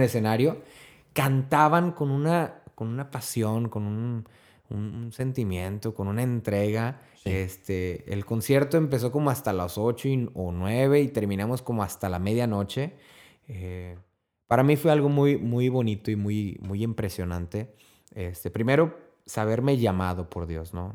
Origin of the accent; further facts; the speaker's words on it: Mexico; Siendo el país, de mi país natal